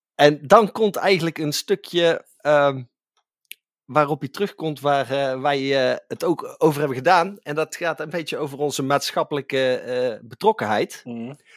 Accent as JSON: {"language": "Dutch", "town": "Tilburg", "region": "North Brabant", "country": "Netherlands", "said": "voor ons Tilburgers"}